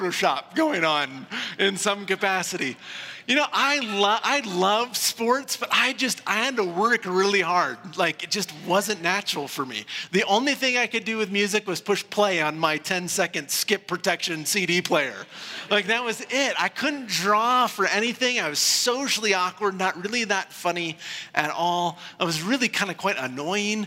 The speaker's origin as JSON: {"language": "English", "region": "Iowa", "country": "United States", "tie": "born or raised there", "said": "When I was a kid growing up in Iowa"}